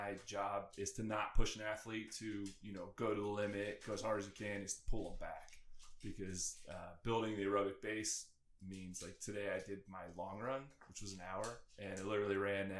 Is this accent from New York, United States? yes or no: no; Richmond, Indiana, United States; moved away as an adult; also born or lived in West Palm Beach, Florida; I'm from Richmond, Indiana.